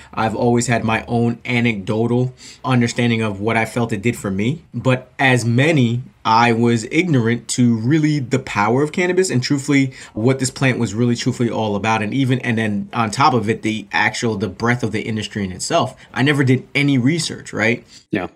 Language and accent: English; New Jersey, United States; moved away; I grew up in New Jersey, actually, right outside the New York area. So I grew up 10 yeah. minutes from Manhattan.